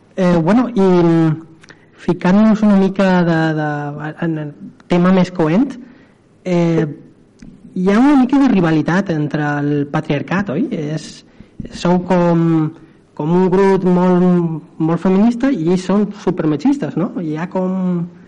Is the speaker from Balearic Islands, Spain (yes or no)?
yes; Manacor, Balearic Islands, Spain; jo som de Manacor